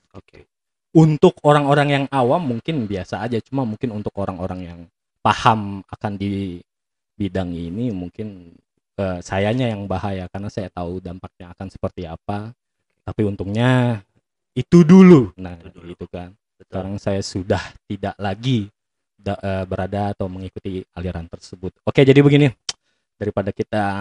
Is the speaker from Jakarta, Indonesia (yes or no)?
yes; Jakarta, Indonesia; born there; sebenarnya aslinya orang Medan orang Medan ayah ibu itu orang Medan soalnya oke okay. tapi aku lahir di Jakarta